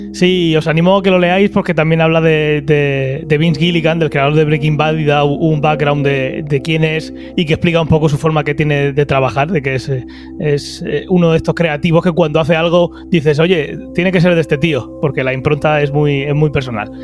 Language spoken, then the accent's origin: Spanish; Region of Murcia, Spain; sin olvidar que somos de Murcia